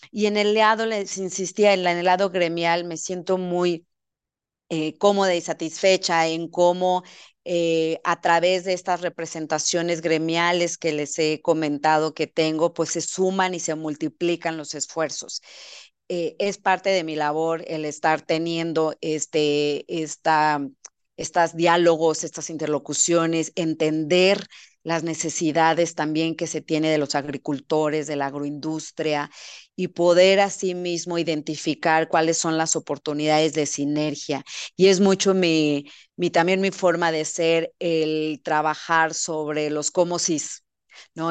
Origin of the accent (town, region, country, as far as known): Sonora, Mexico; born or raised there